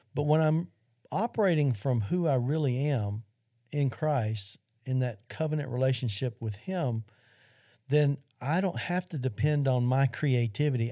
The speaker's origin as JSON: {"language": "English", "region": "Arkansas", "country": "United States", "said": "Central High School in Arkansas, which happens to be my home state"}